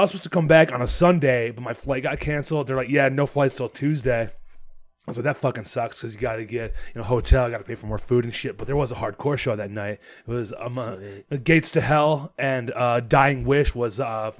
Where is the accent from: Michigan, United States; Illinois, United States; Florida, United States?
Michigan, United States; Detroit